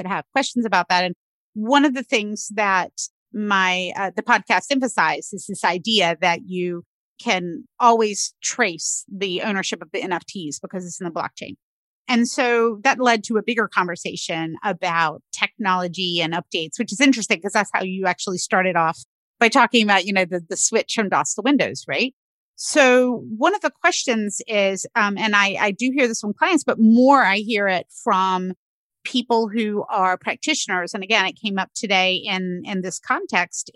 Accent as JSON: {"language": "English", "region": "North Carolina", "country": "United States", "tie": "born or raised there", "moved": "yes", "lives_now": "Pennsylvania, United States", "said": "where I grew up in North Carolina"}